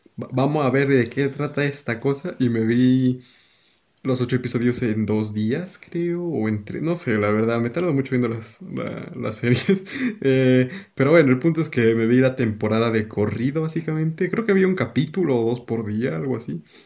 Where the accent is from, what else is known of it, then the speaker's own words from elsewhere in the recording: Peru; el mío, Perú